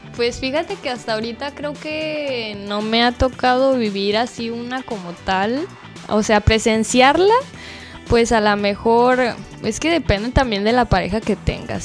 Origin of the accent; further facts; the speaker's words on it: Guadalajara, Jalisco, Mexico; moved away as an adult; now in Cancún, Mexico; vengo de Guadalajara pero ya llevo cuatro años viviendo aquí en Cancún